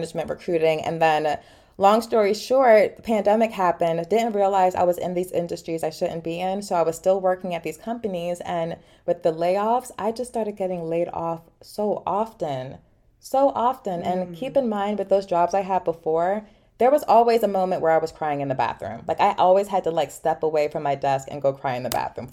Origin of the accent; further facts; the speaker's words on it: Philadelphia, Pennsylvania, United States; also born or lived in Boston; I'm from Philly initially